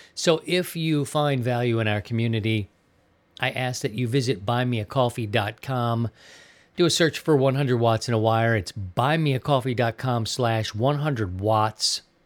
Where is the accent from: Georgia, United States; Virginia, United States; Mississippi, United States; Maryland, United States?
Maryland, United States; also born or lived in Missouri; now in Sarasota, United States; my home state of Maryland